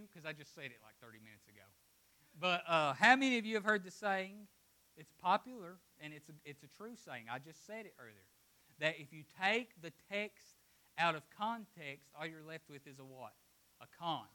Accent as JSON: {"language": "English", "region": "Appalachia", "country": "United States", "said": "I'm from Appalachia"}